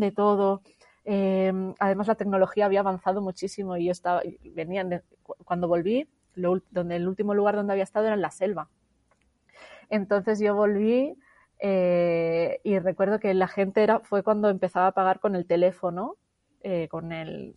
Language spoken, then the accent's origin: Spanish; Barcelona, Catalonia, Spain; moved away as an adult; regresé a Barcelona, a mi ciudad natal